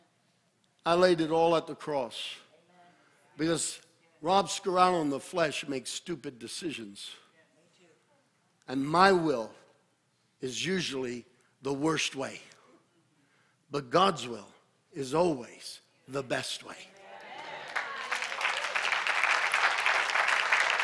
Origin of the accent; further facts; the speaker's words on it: United States; As Americans and as American Christians